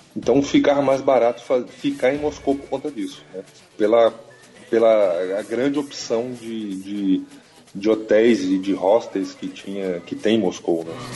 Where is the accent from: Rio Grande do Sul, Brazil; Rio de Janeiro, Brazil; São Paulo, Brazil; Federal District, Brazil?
Federal District, Brazil; Brasília; sou de Brasília